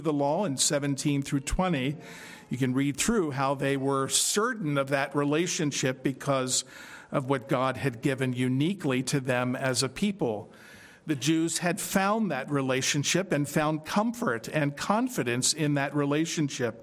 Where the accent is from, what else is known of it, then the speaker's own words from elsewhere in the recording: Philadelphia, Pennsylvania, United States; growing up in Philadelphia